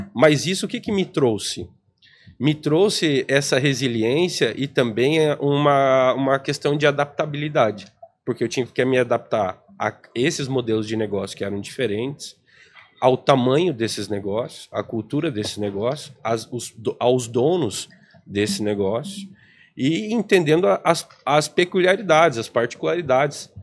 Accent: Planalto, Paraná, Brazil; also born or lived in Cascavel, Brazil; Eu sou paranaense, né? VIP, a gente brinca, VIP interior do, do Paraná

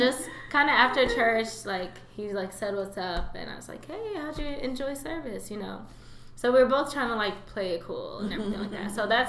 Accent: Nigeria; So I think I am Nigerian.

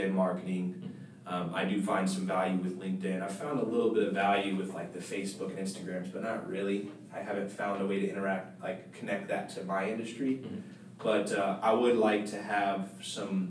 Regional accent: St. Petersburg, Florida, United States; I'm originally from St. Pete, Tampa area

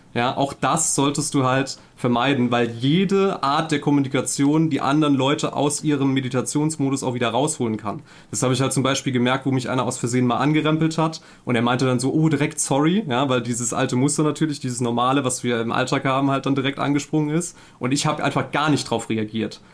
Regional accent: Saarland, Germany; ich komme aus dem Saarland, bin 33

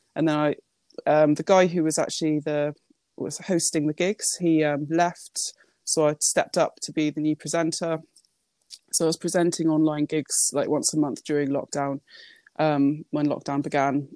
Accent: Japan; I was born in Japan

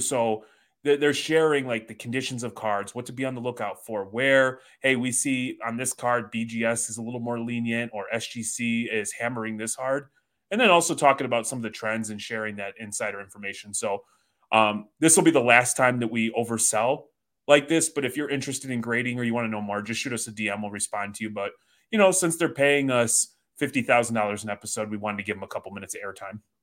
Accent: Chicago, Illinois, United States; now in Michigan, United States

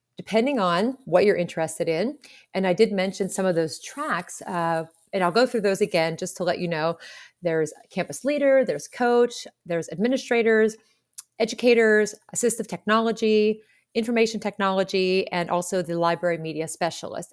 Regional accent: Pittsburgh, Pennsylvania, United States; I'm from Pittsburgh

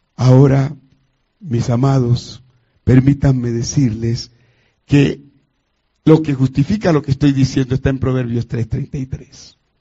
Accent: Colombia; llegué de la ciudad de Cali a Bogotá, que es la capital de Colombia.

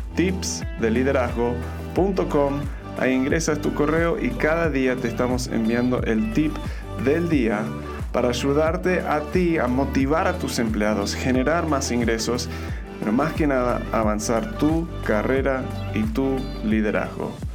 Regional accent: Argentina; born or raised there; now in Mexico

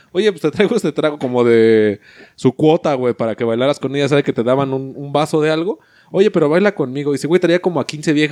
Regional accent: Mexico; no, sí, soy mexicano

